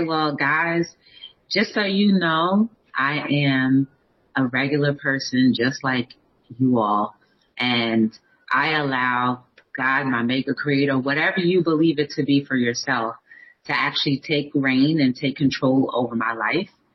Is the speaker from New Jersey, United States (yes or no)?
yes; New Jersey, United States; I'm from New Jersey